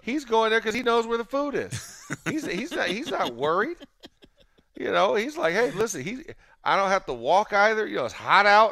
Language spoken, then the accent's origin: English; Florida, United States; I'm a Southern boy. I'm from Florida. My family's from Georgia